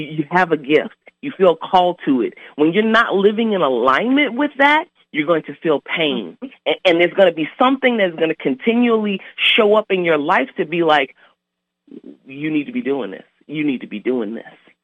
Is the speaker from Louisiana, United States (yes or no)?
yes; New Orleans, Louisiana, United States; I'm originally from New Orleans, Louisiana.